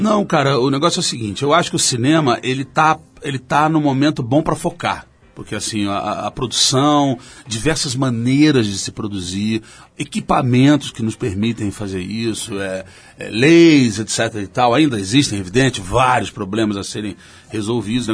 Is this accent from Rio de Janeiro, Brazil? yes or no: yes; Rio de Janeiro, Brazil; como carioca